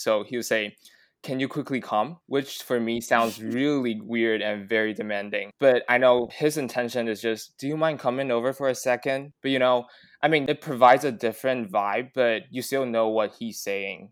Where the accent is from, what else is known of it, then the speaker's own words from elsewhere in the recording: Taiwan; English is a second language; we grew up in Taiwan, which we only exposed to mainly American accents